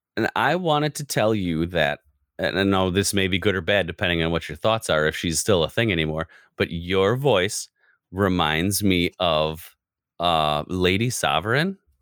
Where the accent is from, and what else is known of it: United States